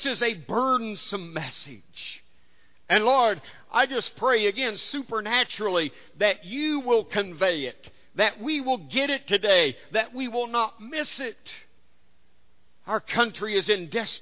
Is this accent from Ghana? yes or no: no; United States; being born and raised in America